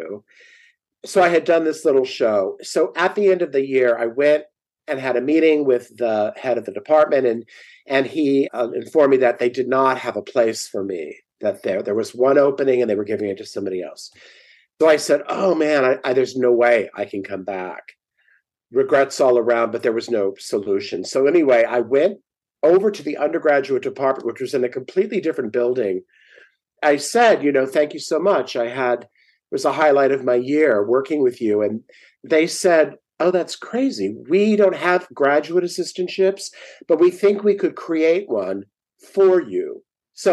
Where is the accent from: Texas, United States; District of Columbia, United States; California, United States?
California, United States; San Diego; also born or lived in El Cajon, California; I grew up in San Diego and we actually lived in El Cajon, which is about 20 minutes east